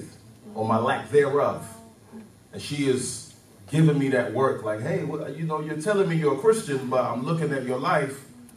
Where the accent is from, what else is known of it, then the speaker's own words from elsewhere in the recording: London, United Kingdom; moved away as an adult; also born or lived in Nigeria; Nigerian, born in Nigeria. I lived there till I was 9 years old. Then I moved to London when I was nine. And so from 9 till 27, I was in London.